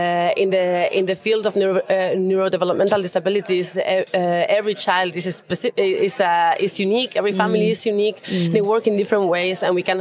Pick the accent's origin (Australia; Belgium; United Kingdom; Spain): Spain; moved away as an adult; now in Switzerland; So originally, I'm also from Spain, but I was based in Switzerland